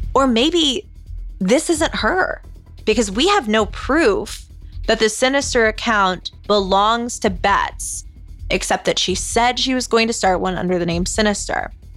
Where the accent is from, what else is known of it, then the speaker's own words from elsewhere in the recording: the South, United States; I am from the South, yeehaw, and my parents always worked in a church growing up